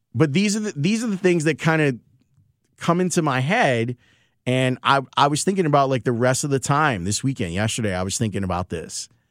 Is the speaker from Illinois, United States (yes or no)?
yes; Chicago, Illinois, United States; I was born in the Loden Homes project, so off of ninety-fifth Street. And I spent the majority of my time growing up. Not, I went to school across the street at Saint Thaddeus, right there on ninety-fifth and Harvard